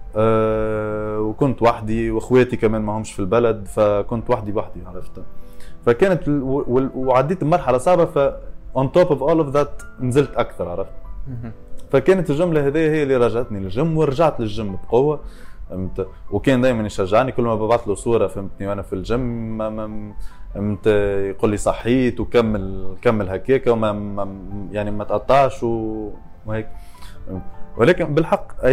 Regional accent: Tunisia; moved away; ولاد الحي ولاد حومتي كلهم

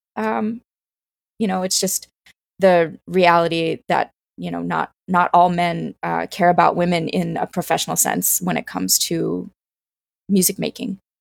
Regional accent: Greenville, South Carolina, United States; I grew up in Greenville, South Carolina.

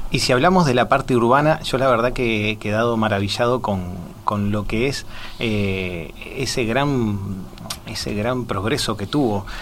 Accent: Montevideo, Uruguay; soy de Montevideo, de la capital

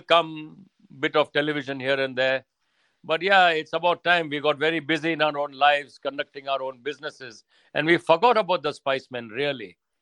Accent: India; now in United Kingdom; Growing up in India is very different to growing up in Britain, I would imagine you know here people like to be to beat or uh, by themselves whereas in india everybody is interfering in your life sometimes it's too much but they're all over you all the time and I, we yeah. grew up in that environment

